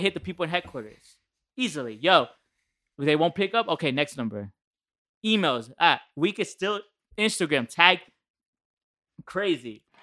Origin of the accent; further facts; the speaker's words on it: New Jersey, United States; I'm from Jersey. nine seven three